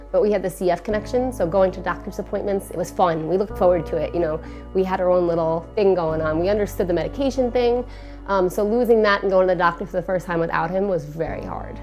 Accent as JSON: {"language": "English", "town": "Hicksville", "region": "New York", "country": "United States", "tie": "born or raised there", "said": "I grew up in Hicksville, New York on Long Island."}